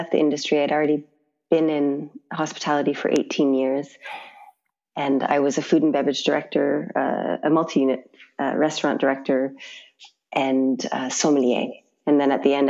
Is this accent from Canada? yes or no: yes; Toronto, Ontario, Canada; moved away as an adult; also born or lived in Vancouver / Sonoma / India; now in Italy; I'm very Canadian. So I grew up in Toronto